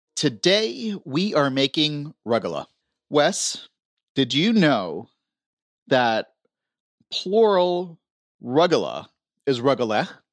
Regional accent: Florida, United States; I grew up in Florida

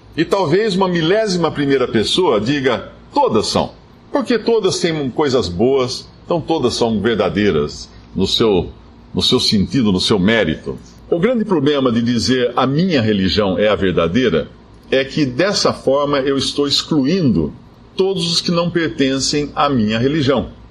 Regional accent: Brazil; éramos todos brasileiros

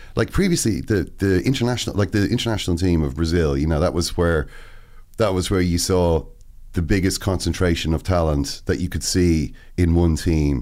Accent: Ireland

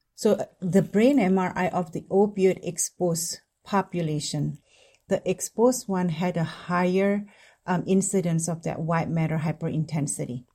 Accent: Indonesia; moved away as an adult; now in United States; I grew up in Indonesia

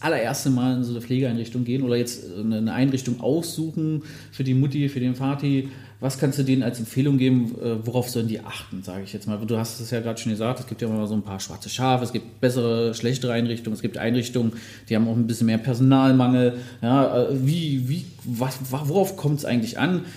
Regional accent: Magdeburg, Saxony-Anhalt, Germany; Ich bin ja gebürtiger Magdeburger, habe ja auch in der Nähe gelernt.

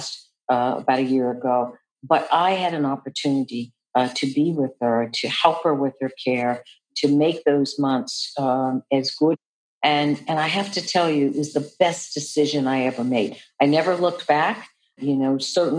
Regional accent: Seattle, Washington, United States; moved away; I'm originally from Seattle, Washington, so my mother was living in Seattle

